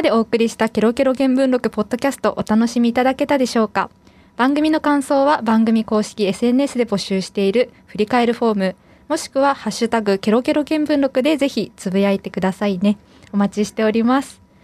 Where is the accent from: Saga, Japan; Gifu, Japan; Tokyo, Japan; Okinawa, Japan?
Saga, Japan; 私は佐賀県出身なんですけど